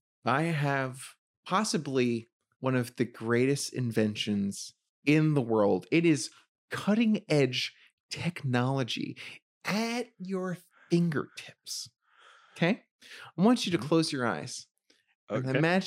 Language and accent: English; Bronx, New York, United States; I'm from the Bronx.